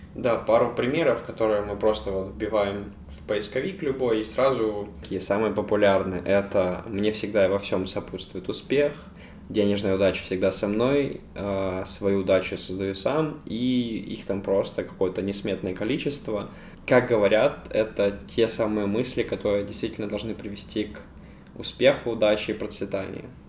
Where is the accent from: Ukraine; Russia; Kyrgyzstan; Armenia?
Ukraine; я филантроп и я из Украины